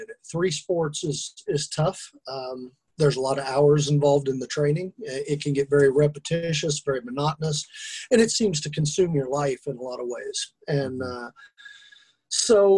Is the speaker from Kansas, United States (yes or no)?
yes; Kansas, United States; I'm from Kansas. We're a long way from the ocean